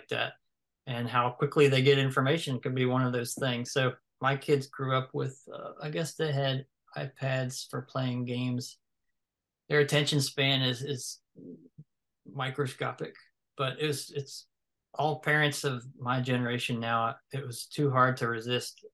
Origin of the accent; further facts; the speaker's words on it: the South, United States; I'm from the South